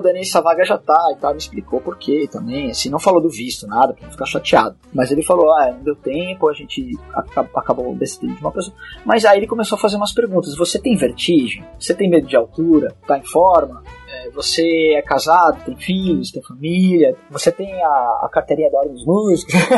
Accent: Brazil; eu sou brasileiro

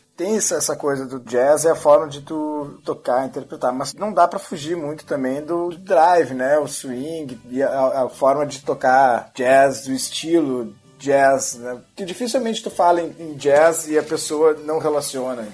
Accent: Porto Alegre, Rio Grande do Sul, Brazil; eu sou natural de Porto Alegre, gaúcho da, da turma

